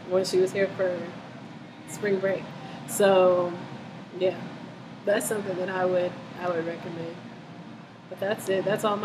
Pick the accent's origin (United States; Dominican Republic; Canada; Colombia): United States; Denver, Colorado; growing up in Denver, I grew up in New Hope Baptist Church.